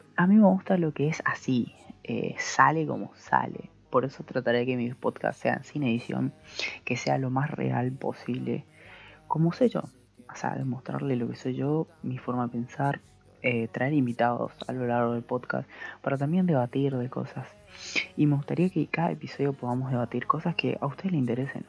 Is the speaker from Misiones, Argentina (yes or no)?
yes; Posadas, Misiones, Argentina; soy de Posadas Misiones